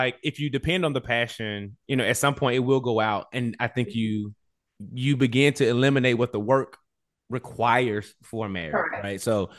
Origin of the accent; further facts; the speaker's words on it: Memphis, Tennessee, United States; I'm from Memphis.